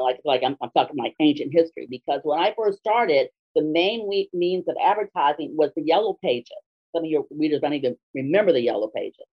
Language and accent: English; Los Angeles, California, United States; I grew up in Los Angeles